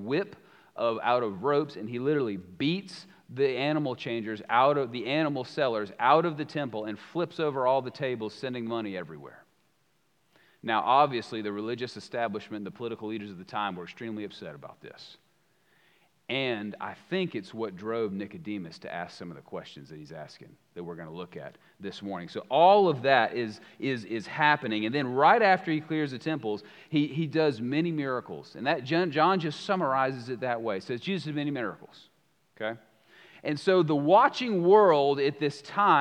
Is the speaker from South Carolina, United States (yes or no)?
yes; Columbia, South Carolina, United States; I grew up in South Carolina. I grew up in Columbia.